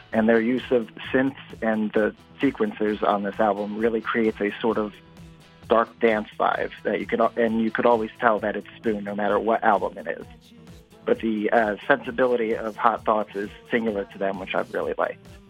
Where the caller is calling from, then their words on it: New Jersey, United States; I'm calling from Lenoka Harbor in New Jersey